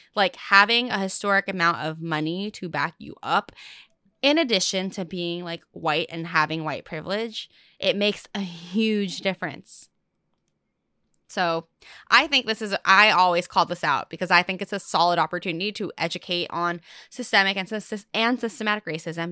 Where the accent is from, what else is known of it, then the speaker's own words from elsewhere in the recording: Fullerton, California, United States; first language English; also born or lived in La Habra; I'm from Fullerton. I was born in La Habra